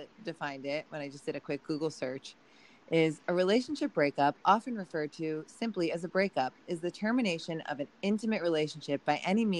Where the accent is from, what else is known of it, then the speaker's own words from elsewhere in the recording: New Jersey, United States; I was born and raised in New Jersey as well. I'm still here.